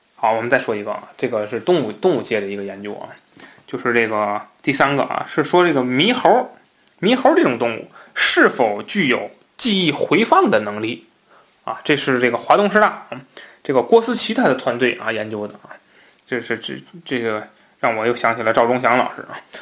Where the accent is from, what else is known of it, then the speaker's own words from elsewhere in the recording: Tianjin, China; accent: Tianjin dialect; 那我们天津话讲瞎鬼啊